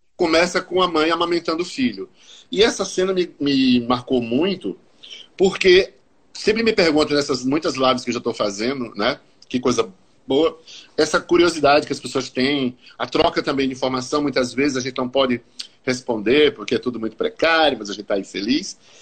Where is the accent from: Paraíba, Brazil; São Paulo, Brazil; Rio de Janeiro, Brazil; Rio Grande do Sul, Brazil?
Paraíba, Brazil; Eu sou paraibano, nascido e criado, como dizia meu pai, na tinta e na gorda.